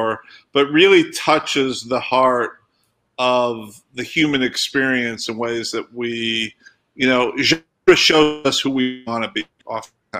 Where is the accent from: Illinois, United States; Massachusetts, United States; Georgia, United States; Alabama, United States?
Illinois, United States; Rockford; born or raised there; moved away